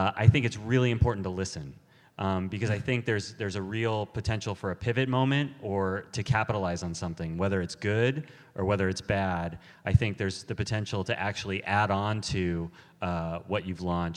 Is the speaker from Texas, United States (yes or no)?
no; Los Angeles, California, United States; growing up in Los Angeles